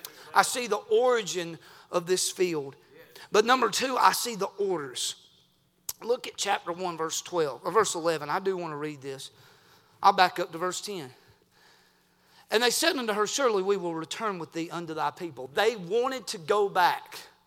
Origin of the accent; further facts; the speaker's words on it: United States; I'm a red-blooded American.